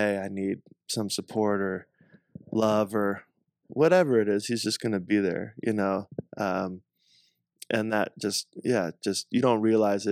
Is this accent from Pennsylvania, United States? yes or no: no; South Carolina, United States; moved away; also born or lived in Southern California / Northeast US / Hawaii; where I grew up in South Carolina